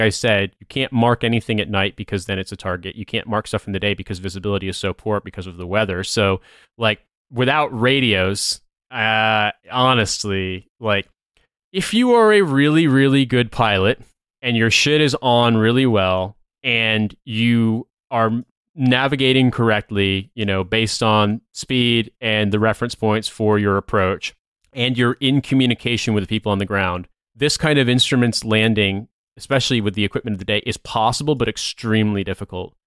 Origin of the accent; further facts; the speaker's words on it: United States; as an American